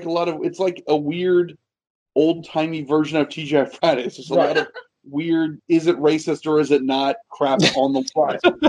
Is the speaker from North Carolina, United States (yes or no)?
no; Ohio, United States; I grew up in Ohio, had a lot of family in Boston.